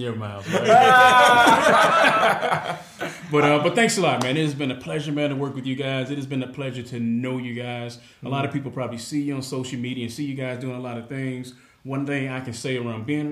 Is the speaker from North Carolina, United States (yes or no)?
no; Chicago, Illinois, United States; now in Naperville, United States; I was born and raised in Chicago, Illinois